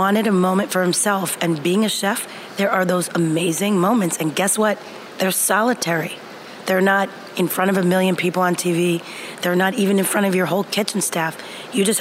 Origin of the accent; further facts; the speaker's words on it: United States; moved away; also born or lived in France; being American in a French kitchen